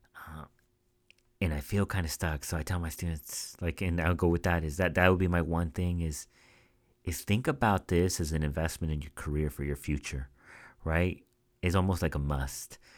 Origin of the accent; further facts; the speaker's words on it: Central Valley, California, United States; moved away as an adult; now in Bay Area, United States; I grew up in the Central Valley, which is a smaller town